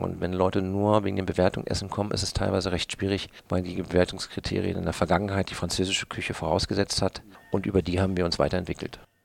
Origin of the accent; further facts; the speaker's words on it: Berlin, Germany; moved away; also born or lived in German coast (Bodden area); Ich bin ja größtenteils in Berlin groß geworden.